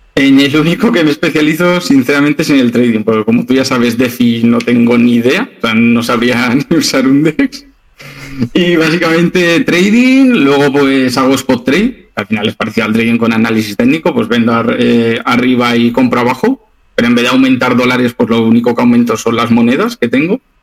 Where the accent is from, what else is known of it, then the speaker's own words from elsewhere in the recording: Zaragoza, Aragon, Spain; moved away as an adult; now in Alicante, Spain; mi ciudad natal es Zaragoza, pero por mi trabajo me vine aquí.